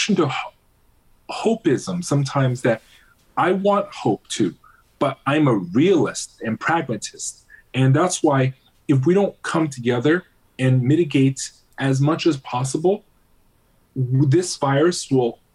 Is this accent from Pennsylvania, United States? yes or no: yes; Pennsylvania, United States; my home district where I grew up in Pennsylvania